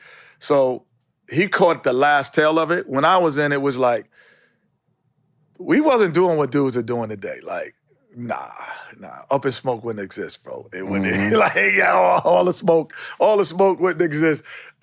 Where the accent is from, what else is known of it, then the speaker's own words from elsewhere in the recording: New York City, New York, United States; Growing up in New York City.